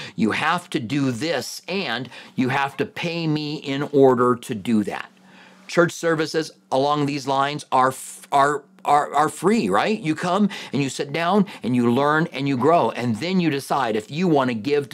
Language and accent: English; Clinton, Iowa, United States; I was born in Clinton, Iowa, which is right by the Mississippi River